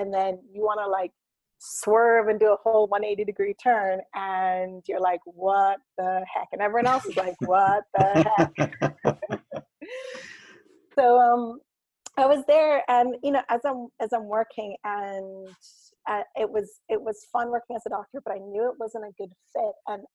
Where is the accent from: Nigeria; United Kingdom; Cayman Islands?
Cayman Islands; also born or lived in Canada / Ireland; my family moved to the Cayman Islands. And that's where I kind of grew up. It's where I consider home.